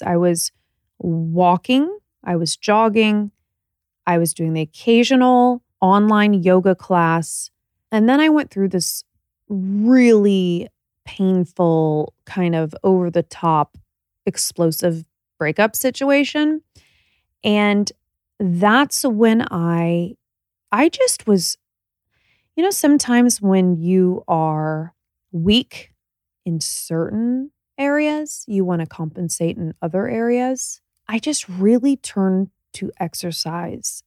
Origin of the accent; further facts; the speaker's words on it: Indiana, United States; We're both from Indiana